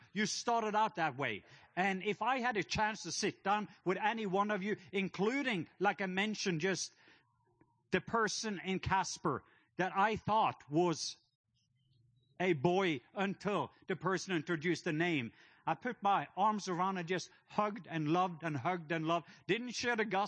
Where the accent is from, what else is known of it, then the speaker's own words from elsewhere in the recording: Norway; now in Atlanta, United States; I am from the country of Norway. So my accent, I'm not from Atlanta. That's just where I live.